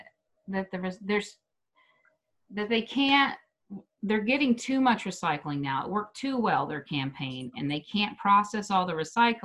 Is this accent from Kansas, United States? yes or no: yes; Wichita, Kansas, United States; moved away as an adult; now in Denver, United States; people here in my hometown in Wichita